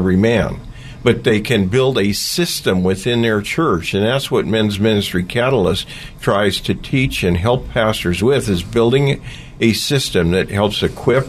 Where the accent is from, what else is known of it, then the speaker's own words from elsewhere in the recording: Oakland, California, United States; I grew up in East Oakland